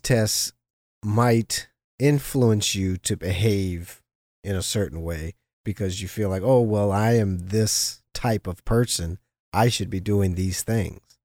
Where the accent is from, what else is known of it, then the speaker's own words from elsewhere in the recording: Los Angeles, California, United States; half black, half Jewish growing up in Los Angeles, especially in the seventies and eighties